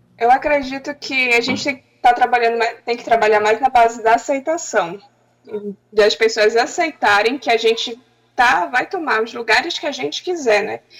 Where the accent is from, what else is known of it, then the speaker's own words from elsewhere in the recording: Tapajós-Arapiuns Extractive Reserve, Pará, Brazil; estava ainda na aldeia, na minha aldeia, que é na reserva extrativista Tapajós, Arapiuns, próxima à cidade.